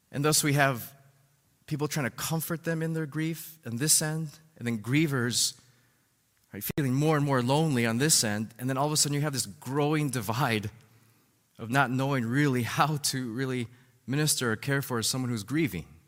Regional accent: Chicago, Illinois, United States; my uncle, uh, who lived with his family in the house right beside, uh, our family, uh, growing up in Albany Park

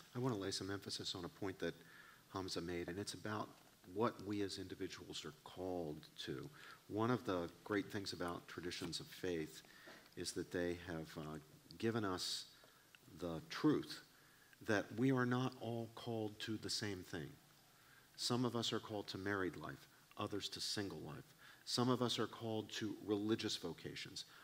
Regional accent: West Virginia, United States; I grew up in Appalachia, I grew up in West Virginia

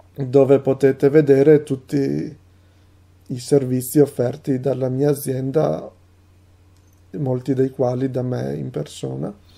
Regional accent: Italy; first language Italian; also born or lived in Rovigo, Veneto; sono un traduttore e un poliglotta italiano

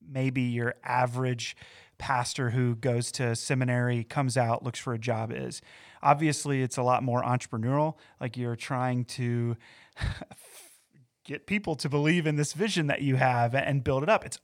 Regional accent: Valdese, North Carolina, United States; also born or lived in Morganton; So, for me, coming into my hometown in, in a way, so I, I, didn't grow up exactly in Morganton. I grew up in a town called Valdese, which is yeah. in Burke County.

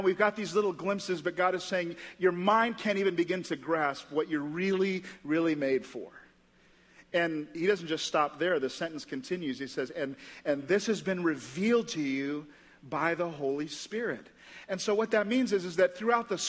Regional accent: St. Lucia; now in Indianapolis, United States; I grew up in St. Lucia in the West Indies, this little island. This is where I grew up

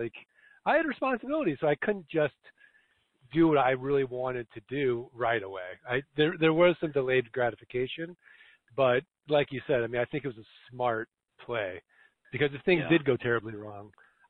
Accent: Missouri, United States; Well, Jim, I'm from Missouri, the show me state.

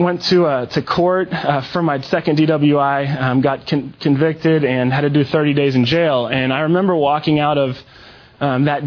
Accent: Western Pennsylvania, United States; moved away as an adult; now in Texas, United States; I'm from Pennsylvania, from Western PA. I moved to Texas

